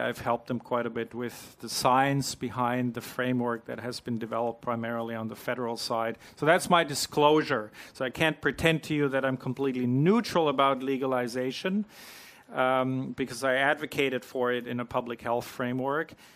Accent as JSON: {"language": "English", "country": "Canada", "moved": "as an adult", "lives_now": "New Zealand", "said": "I'm not a Kiwi. I'm an import from Canada. I've been here for less than a year"}